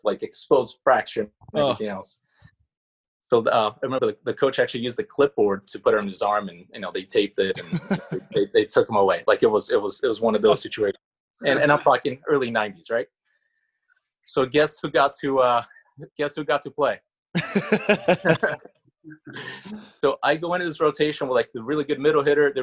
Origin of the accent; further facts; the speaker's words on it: Curitiba, Paraná, Brazil; English is a second language; moved away as an adult; also born or lived in Florida / California; now in United States; I'm from Brazil. I'm from Curitiba, which is in the very south part of Brazil